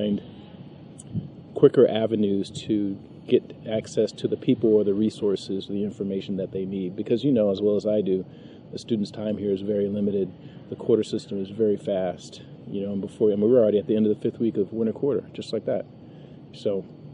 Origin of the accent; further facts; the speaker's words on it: San Francisco, California, United States; also born or lived in Santa Barbara; I'm originally from San Francisco, and I, you know, in hindsight, I'm happy to have been born and raised in that community